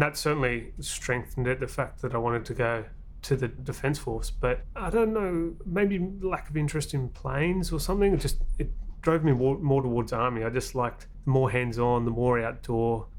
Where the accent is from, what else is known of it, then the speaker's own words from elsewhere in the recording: Australia; also born or lived in New Zealand; 7 years in New Zealand, 14 years in Australia